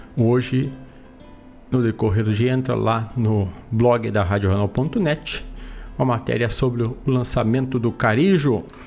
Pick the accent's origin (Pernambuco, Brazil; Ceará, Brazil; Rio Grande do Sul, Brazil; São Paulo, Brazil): Rio Grande do Sul, Brazil; Herval; Lá do grito do Quero Quero de Erval do Sul da minha terra